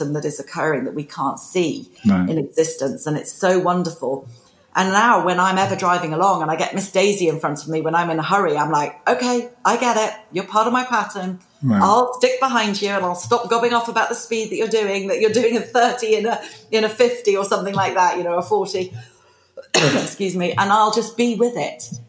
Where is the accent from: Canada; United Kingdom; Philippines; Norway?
United Kingdom; being British